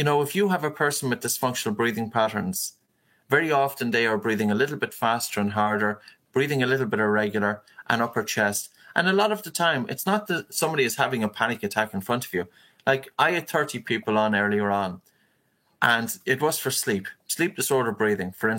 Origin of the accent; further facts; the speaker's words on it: Ireland; as a man, and probably as an Irish man and a shy Irish man